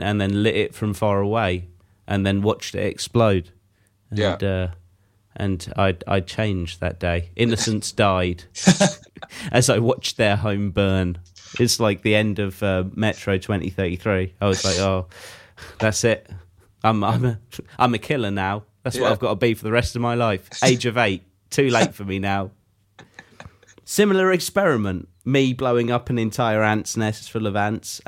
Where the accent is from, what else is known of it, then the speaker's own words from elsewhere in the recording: England, United Kingdom; as English people